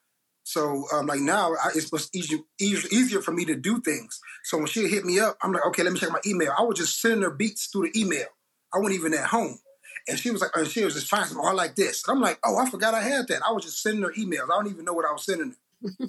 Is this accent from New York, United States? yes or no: no; East Chicago, Indiana, United States; moved away as an adult; now in Memphis, United States; I'm from East Chicago, man. We grew up on house music